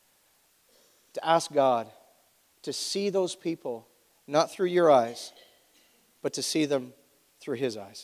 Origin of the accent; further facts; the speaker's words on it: Canada; as Canadian citizens